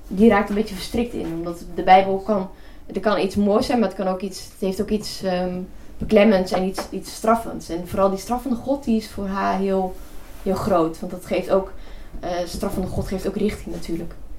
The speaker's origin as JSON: {"language": "Dutch", "region": "North Brabant", "country": "Netherlands", "tie": "born or raised there", "accent": "not so broad Brabants", "said": "Mijn vader is niet, niet Brabants, dus wij, ik ben nog, ik ben niet zo plat opgevoed"}